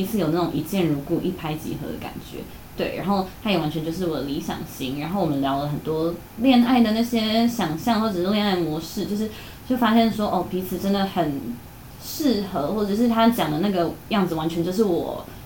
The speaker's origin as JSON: {"language": "Chinese", "town": "Taichung", "country": "Taiwan", "said": "我是台中人"}